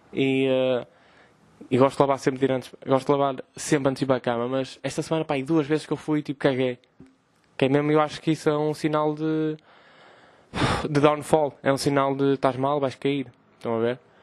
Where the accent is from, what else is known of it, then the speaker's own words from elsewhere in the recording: Vila Nova de Gaia, Norte, Portugal; also born or lived in Porto; sou de Gaia